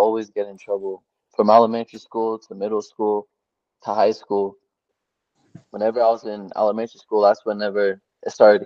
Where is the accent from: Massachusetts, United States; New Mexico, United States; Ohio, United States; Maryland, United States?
New Mexico, United States; Albuquerque; I'm from Albuquerque, New Mexico